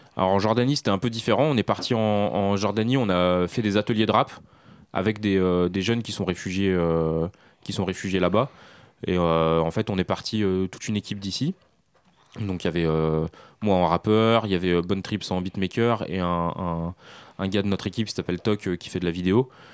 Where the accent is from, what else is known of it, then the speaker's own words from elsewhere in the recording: France; also born or lived in Syria (ancestry); je suis né en France, mais mes parents, toute ma famille euh, et, syrienne, je suis d'origine syrienne